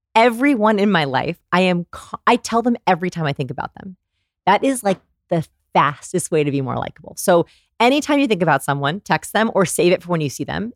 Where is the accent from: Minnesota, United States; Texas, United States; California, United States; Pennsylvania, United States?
Texas, United States; I'm from Texas